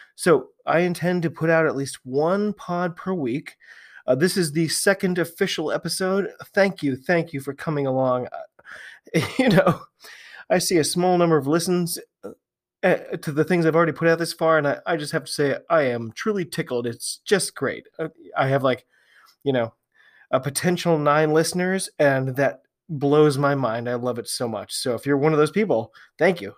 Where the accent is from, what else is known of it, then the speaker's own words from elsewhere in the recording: United States; I'm an American